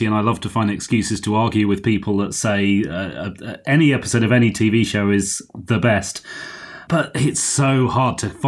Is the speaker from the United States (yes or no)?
no; United Kingdom; growing up in Britain